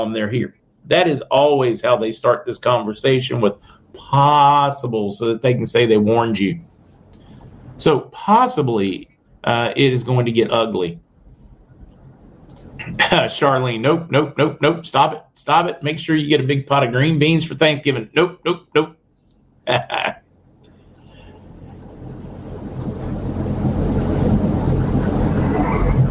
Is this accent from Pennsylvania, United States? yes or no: yes; Western Pennsylvania, United States; I'm from Western Pennsylvania